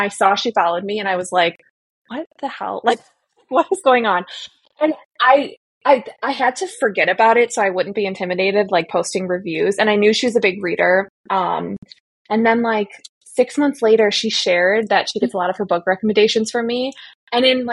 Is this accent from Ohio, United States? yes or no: no; suburbs of Chicago, Illinois, United States; also born or lived in Indiana / Raleigh, North Carolina / San Francisco; grew up in the suburbs of Chicago